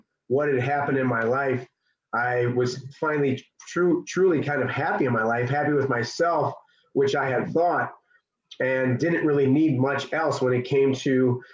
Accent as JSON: {"language": "English", "town": "Chicago", "region": "Illinois", "country": "United States", "said": "I'm from the South Suburbs of Chicago"}